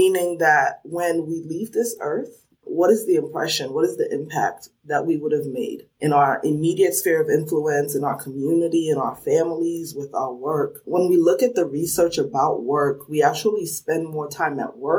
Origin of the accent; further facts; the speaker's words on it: New Jersey, United States; accent: New Jersey (sounds like the Sopranos); also born or lived in Sierra Leone; now in Washington, D.C., United States; I grew up in New Jersey, so some people are quick to spot that accent because they say it sounds like the Sopranos